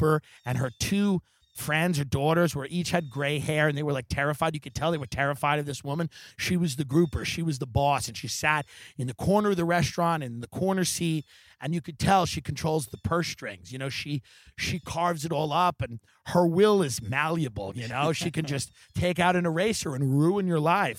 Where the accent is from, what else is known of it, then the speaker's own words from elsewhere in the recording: New York, United States; moved away as an adult; now in California, United States; my home state